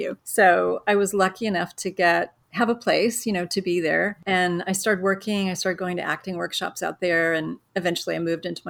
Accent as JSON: {"language": "English", "town": "Syracuse", "region": "New York", "country": "United States", "tie": "born or raised there", "also_born_or_lived": "California", "moved": "as an adult", "said": "I'm originally from Syracuse. That's where I grew up"}